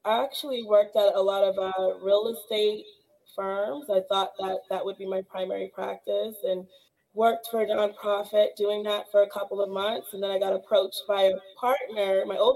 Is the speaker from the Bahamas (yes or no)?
yes; Bahamas; now in Pinellas Park, United States; I'm actually from the Bahamas, and I became a U.S. citizen today.